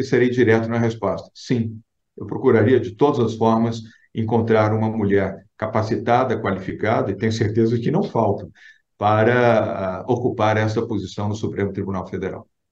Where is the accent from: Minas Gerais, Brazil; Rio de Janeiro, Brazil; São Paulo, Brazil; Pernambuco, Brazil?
São Paulo, Brazil; amo São Paulo, amo não só aonde nasci, como as minhas origens da Bahia